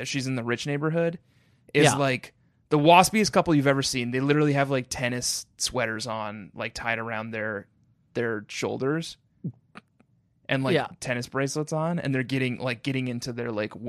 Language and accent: English; Brooklyn, New York, United States; I'm from Brooklyn